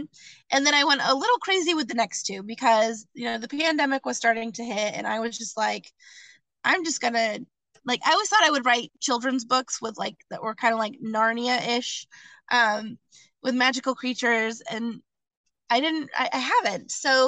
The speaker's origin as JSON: {"language": "English", "town": "Dartmouth", "region": "Massachusetts", "country": "United States", "tie": "born or raised there", "said": "My hometown of Dartmouth has this little village called Peyton Aram Village"}